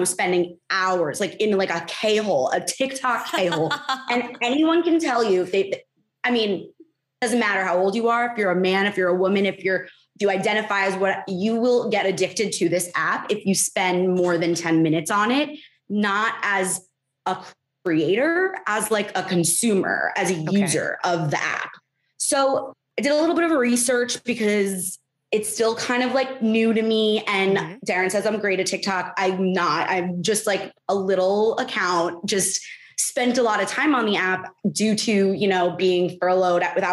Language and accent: English; New Jersey, United States; I'm really just from New Jersey. Like, I'm Jewish from New Jersey